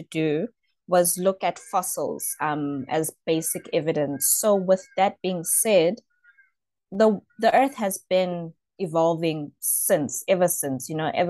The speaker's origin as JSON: {"language": "English", "town": "Johannesburg", "region": "Gauteng", "country": "South Africa", "tie": "born or raised there", "said": "I'm from Johannesburg South. I've been here all my life."}